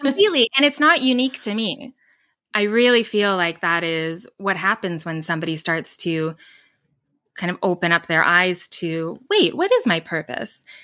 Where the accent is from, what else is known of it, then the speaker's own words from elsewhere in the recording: Edmonton, Alberta, Canada; moved away as an adult; now in Vancouver, Canada; I grew up in Edmonton, Alberta, which is kind of like the Midwest of Canada.